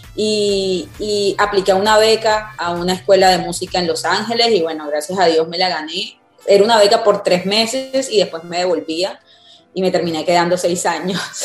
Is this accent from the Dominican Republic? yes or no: no; Cartagena, Bolívar, Colombia; moved away as an adult; now in Miami, United States; yo nací en Cartagena, vengo de la champeta